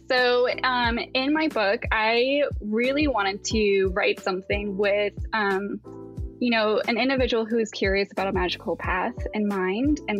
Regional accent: Appalachia, United States; now in Pacific Northwest, United States; I currently live in the Pacific Northwest, um, but I grew up in the Appalachians

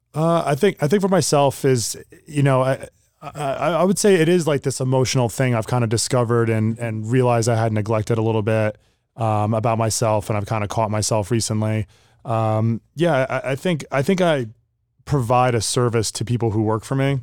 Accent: Sparta, New Jersey, United States; I grew up in Sparta, New Jersey

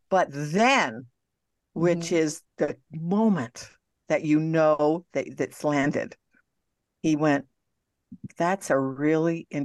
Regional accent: Montreal, Quebec, Canada; Well, I'm Canadian. I'm going home to visit.

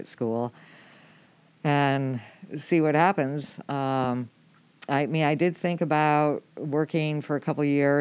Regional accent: Adirondack Mountains, upstate New York, United States; moved away as an adult; now in Camano Island, United States; I grew up in upstate New York in the Adirondack Mountains

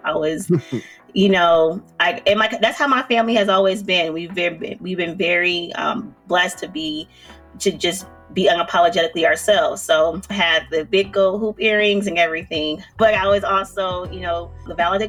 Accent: Milwaukee, Wisconsin, United States; born and raised in Milwaukee, my family has always been very much pretty prominent members in just the community.

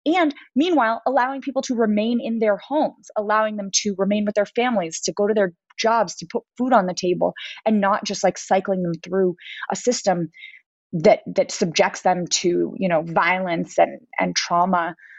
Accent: New York City, New York, United States; born or raised there

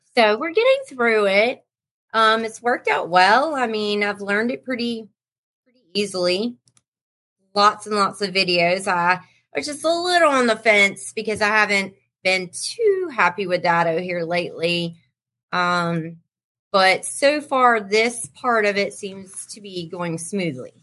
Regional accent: North Carolina, United States; I'm from North Carolina

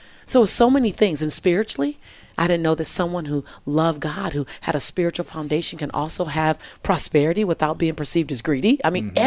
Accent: Los Angeles, California, United States; I was born and raised in South Central

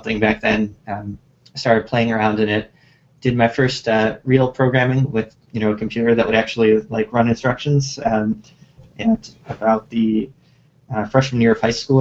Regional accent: Chicago, Illinois, United States; moved away as an adult; now in Japan; I grew up in the general vicinity of Chicago in the United States

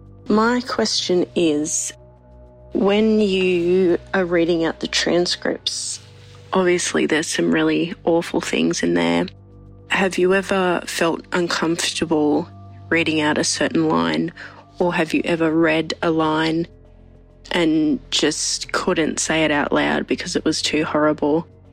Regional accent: Australia; I'm from Australia.

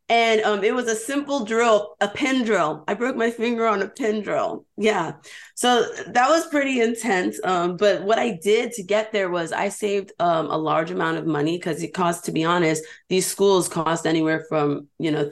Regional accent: New York, United States; And we're both Hispanic, and we're both from New York.

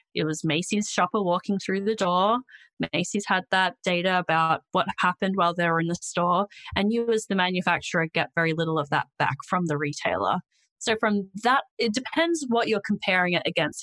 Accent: Australia; accent: Australian

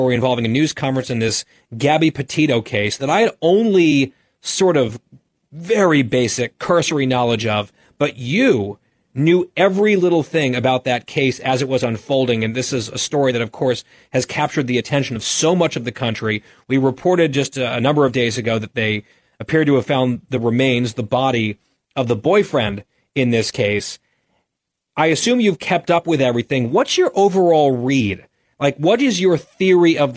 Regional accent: Ridgewood, New Jersey, United States; my hometown, Ridgewood, New Jersey

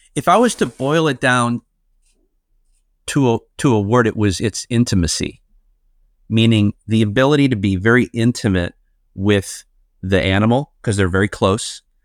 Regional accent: Chicago, Illinois, United States; I grew up in Chicago, Illinois

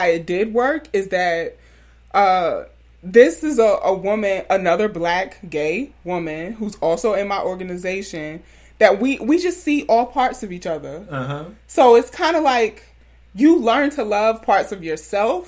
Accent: New York City, New York, United States; moved away as an adult; also born or lived in Alabama; growing up in South Jamaica, Queens, New York

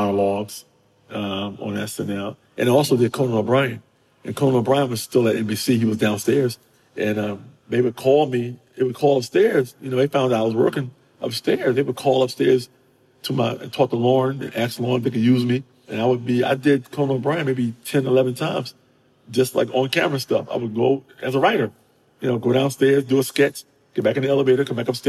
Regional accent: New York City, New York, United States; moved away as an adult; now in Los Angeles, United States; I'm a New Yorker, but, you know, I had just moved out here

